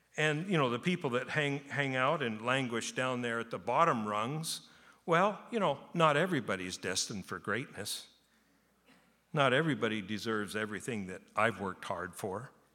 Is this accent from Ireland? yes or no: no; Japan; moved away as an adult; I was born in Japan. I lived in Japan, but through being 18